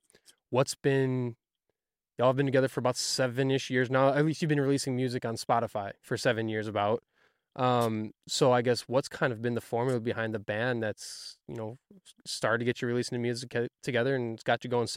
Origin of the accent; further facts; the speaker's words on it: Wisconsin, United States; moved away; I'm from Wisconsin